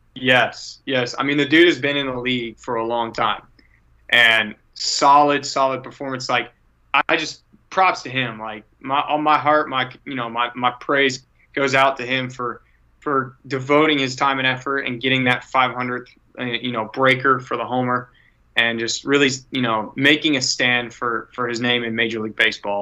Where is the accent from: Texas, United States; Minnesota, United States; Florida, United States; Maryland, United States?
Texas, United States; San Antonio; my hometown is San Antonio